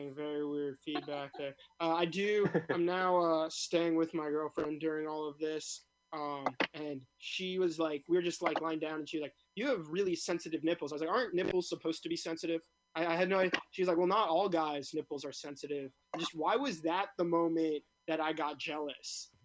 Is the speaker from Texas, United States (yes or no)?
no; New York City, New York, United States; I grew up in Brooklyn, never the Brooklyn that people like expect